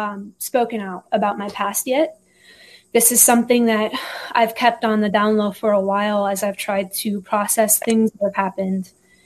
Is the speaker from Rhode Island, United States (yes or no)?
no; Iowa, United States; also born or lived in Texas; So I was born in Texas, been a little bit everywhere. So I moved from Texas when I was about 2 years old. We were in Iowa for about 7 years.